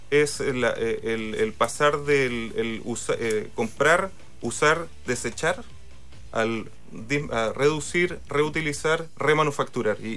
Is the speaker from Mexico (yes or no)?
no; Valparaíso, Chile; yo soy de Valparaíso